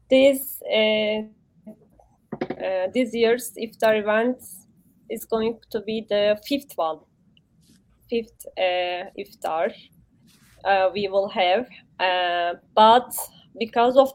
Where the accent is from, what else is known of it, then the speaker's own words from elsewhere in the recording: Turkey; moved away; I am from Turkey.